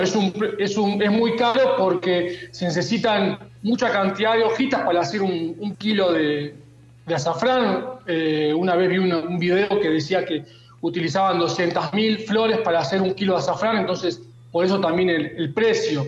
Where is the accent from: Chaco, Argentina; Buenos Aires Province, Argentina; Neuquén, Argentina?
Buenos Aires Province, Argentina; Mar del Plata; mi ciudad natal, a Mar del Plata